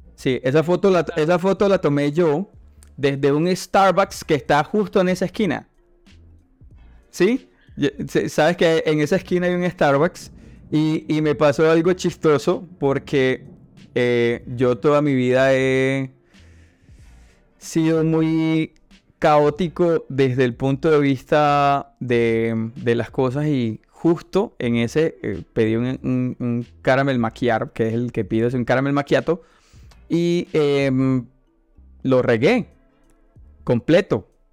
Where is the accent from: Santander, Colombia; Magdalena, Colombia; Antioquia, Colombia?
Magdalena, Colombia; Santa Marta; first language Spanish; yo soy de Santa Marta